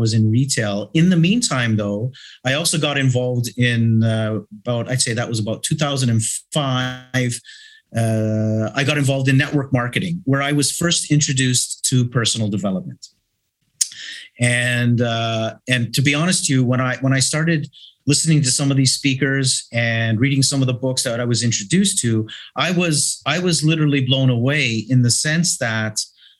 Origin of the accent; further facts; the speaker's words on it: Toronto, Ontario, Canada; now in Malta; I am originally from Toronto, Canada, but I have been here for 42 years.